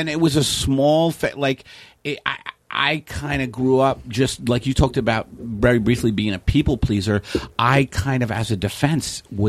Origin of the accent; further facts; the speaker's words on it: New York City, New York, United States; I grew up in Staten Island, a very working class family.